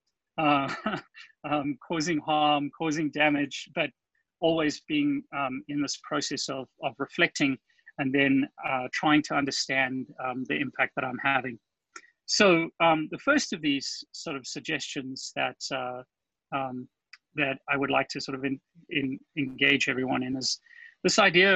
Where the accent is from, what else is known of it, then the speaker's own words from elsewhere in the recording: South Africa; accent: South African; moved away as an adult; also born or lived in California; now in Florida, United States; My accent is South African. I moved to the US in 2000